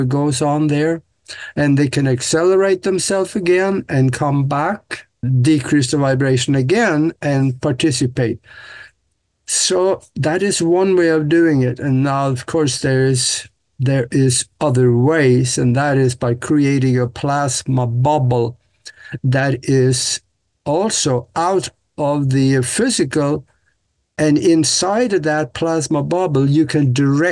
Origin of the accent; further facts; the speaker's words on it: Norway; moved away as an adult; now in United States; Growing up in Norway on the farm, I was supposed to be a farmer